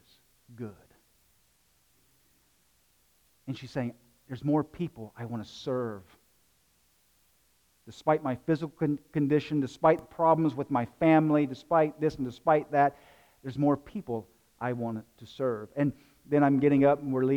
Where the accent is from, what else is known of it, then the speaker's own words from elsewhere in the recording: South Carolina, United States; moved away; I'm from South Carolina.